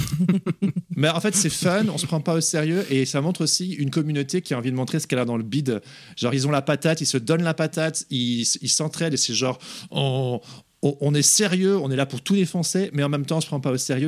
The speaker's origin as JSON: {"language": "French", "country": "Belgium", "also_born_or_lived": "England", "moved": "yes", "said": "je suis pas anglais, je suis belge"}